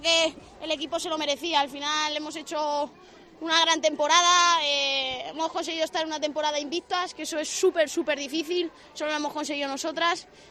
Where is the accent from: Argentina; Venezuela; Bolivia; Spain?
Spain; Madrid, Community of Madrid; yo soy de Madrid